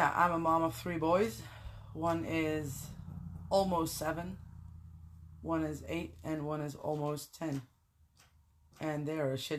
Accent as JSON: {"language": "English", "country": "Netherlands", "moved": "as an adult", "lives_now": "Belgium", "said": "I am originally from Holland. I've been living in Belgium for the last 10 years."}